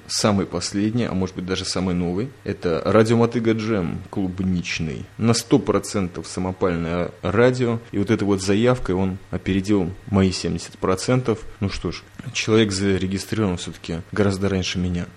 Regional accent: Riga, Latvia; сам я когда-то в детстве, помню, ходил в Риге с мамой на кинолектории

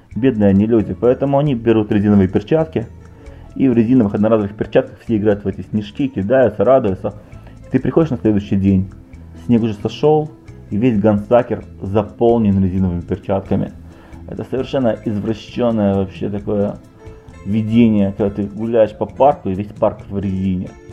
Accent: Odesa, Odesa Oblast, Ukraine; я же из Одессы

